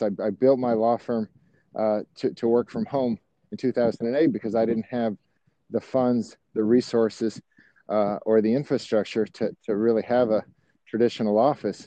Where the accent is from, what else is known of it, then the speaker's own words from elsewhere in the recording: Miami, Florida, United States; moved away as an adult; now in Atlanta, United States; I grew up in Miami, and uh, so I'm from Florida. I moved to Atlanta in 2003